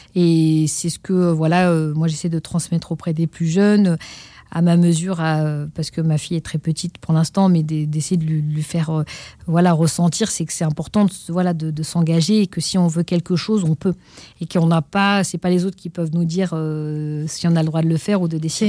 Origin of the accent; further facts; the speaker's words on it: Pantin, Île-de-France, France; Ils nous ont inscrits au conservatoire de la ville où on a grandi, à Pantin, en Seine-Saint-Denis.